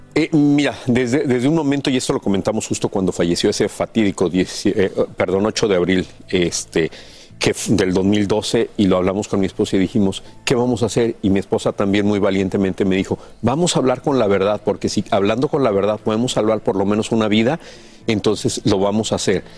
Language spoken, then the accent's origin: Spanish; Mexico; nacimos y crecimos en México